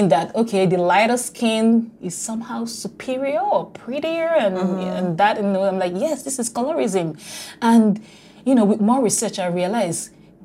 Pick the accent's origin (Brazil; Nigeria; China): Nigeria; now in Canada; being Black in Nigeria, which is my home country